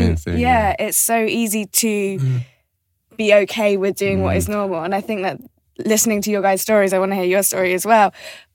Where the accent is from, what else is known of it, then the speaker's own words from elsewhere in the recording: Birmingham, West Midlands, United Kingdom; moved away; I grew up in Birmingham, so outside of London